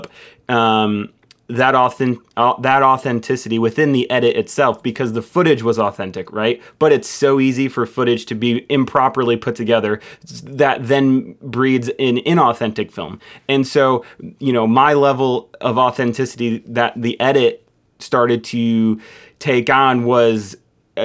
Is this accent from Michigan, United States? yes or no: yes; Michigan, United States; I'm from Michigan